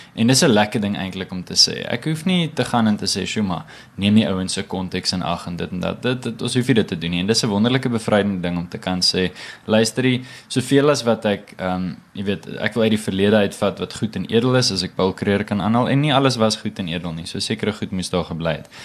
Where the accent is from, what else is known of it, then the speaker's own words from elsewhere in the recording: South Africa; ons as jong Af Afrikaners